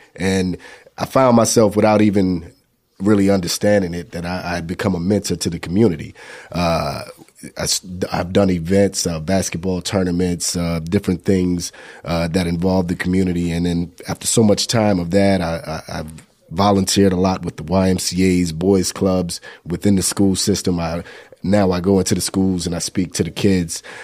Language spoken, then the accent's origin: English; Newport News, Virginia, United States; now in Atlanta, United States; I'm, uh, out of Atlanta, Georgia, but I'm actually from Newport News, Virginia